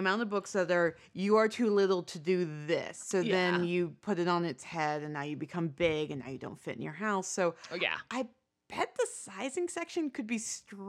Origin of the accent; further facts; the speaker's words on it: United States; born there; I was born in 83 in America.